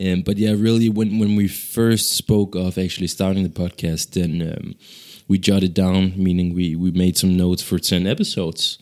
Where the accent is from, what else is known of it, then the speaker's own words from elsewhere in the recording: Ghana; now in Denmark; so I'm from Ghana, actually, uh, which is the neighboring country to, uh, Nigeria.